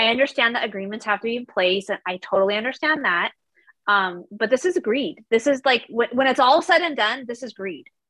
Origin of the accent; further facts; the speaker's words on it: Southern California, United States; moved away as an adult; now in Idaho, United States; grew up in Southern California my whole life